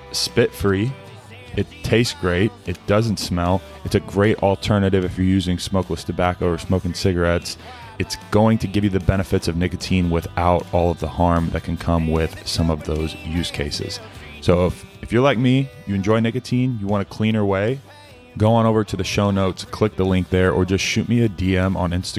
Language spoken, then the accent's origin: English; Keller, Texas, United States; also born or lived in Lubbock, Texas; I grew up in Fort Worth for 10 years in Keller. So right outside of Fort Worth, and then lived in Lubbock, Texas for 2 years